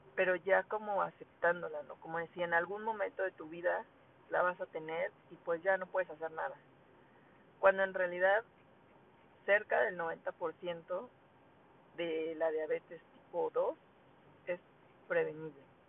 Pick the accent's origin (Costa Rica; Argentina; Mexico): Mexico; como mexicanos